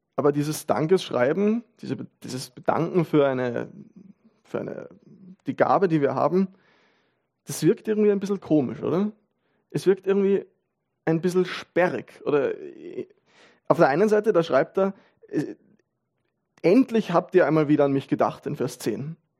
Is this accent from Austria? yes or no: yes; Vienna, Austria; man als Wiener